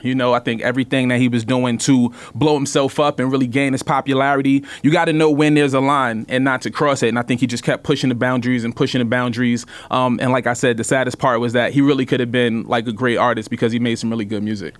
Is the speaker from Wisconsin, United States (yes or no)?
no; New York City, New York, United States; I grew up in Brooklyn, eighties and nineties.